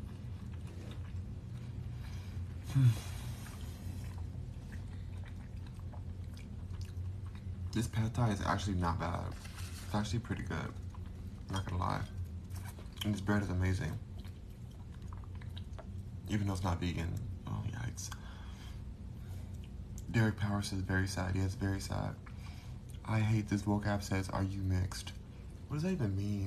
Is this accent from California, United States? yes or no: yes; Los Angeles, California, United States; now in Texas, United States; I am a native Los Angelian, whatever it's called, I'm born and raised there